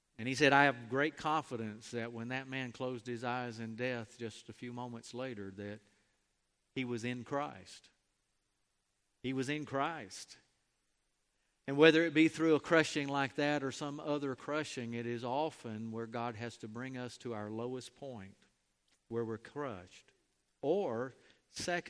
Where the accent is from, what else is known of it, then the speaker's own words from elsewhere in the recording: Mobile, Alabama, United States; moved away; also born or lived in Chisholm, Texas; I grew up in Mobile